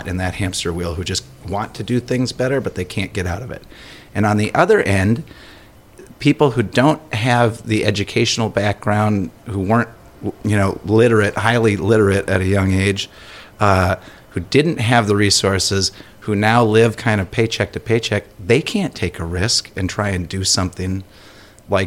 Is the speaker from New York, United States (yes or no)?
no; Elk River, Minnesota, United States; my hometown of Elk River